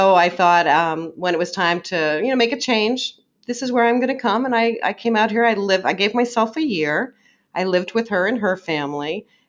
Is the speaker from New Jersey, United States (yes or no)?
yes; New Jersey, United States; now in Arizona, United States; I grew up in New Jersey.